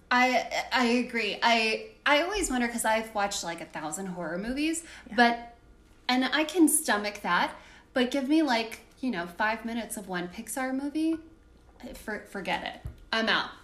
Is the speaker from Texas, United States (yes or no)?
yes; Texas, United States; also born or lived in Arizona; went to public school in Texas